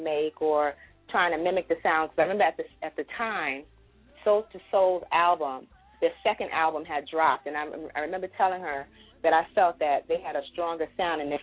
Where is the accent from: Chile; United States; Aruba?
United States; New York City, New York; I grew up in the Bronx. I used to live in the projects, actually. Millbrook Projects is where I grew up